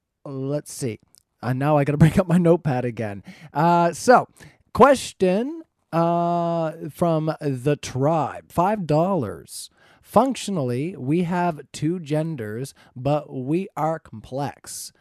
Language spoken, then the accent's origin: English; Canada; I'm Canadian.